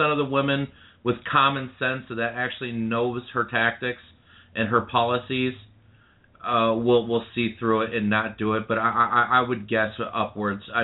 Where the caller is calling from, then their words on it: Saginaw, Michigan, United States; I'm from Saginaw.